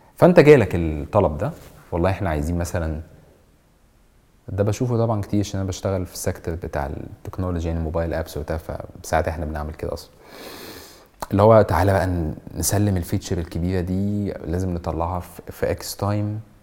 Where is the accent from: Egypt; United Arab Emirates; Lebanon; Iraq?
Egypt; احنا كمصريين